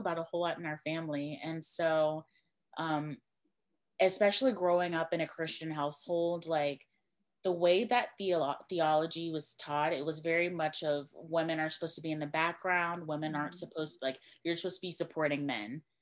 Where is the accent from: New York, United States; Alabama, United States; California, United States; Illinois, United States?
Alabama, United States; Mobile; my background is I am from Mobile, Alabama, which is right along the coast. It's like deep south